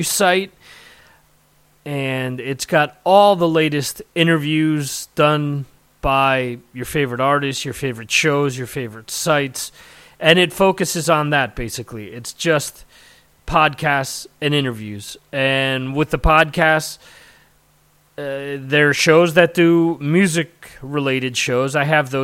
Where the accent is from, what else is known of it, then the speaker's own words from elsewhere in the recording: New Jersey, United States; Growing up in North Jersey, we had WSOU